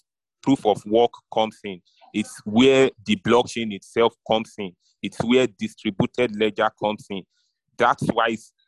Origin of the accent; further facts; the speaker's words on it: Nigeria; I'm a Nigerian